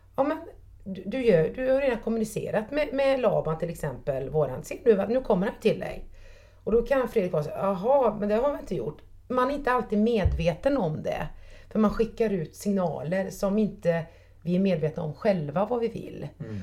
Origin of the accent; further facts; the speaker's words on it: Trollhättan, Västra Götaland, Sweden; jag är uppväxt på Sanden, på Stamkullevägen i Trollhättan